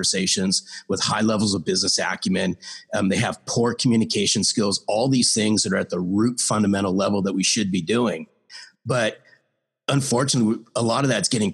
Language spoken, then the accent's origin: English; Los Angeles, California, United States; I grew up in Los Angeles my whole life